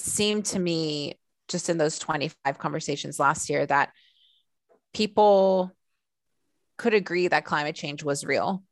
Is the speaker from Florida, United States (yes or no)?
no; Southern California, United States; I grew up in Southern California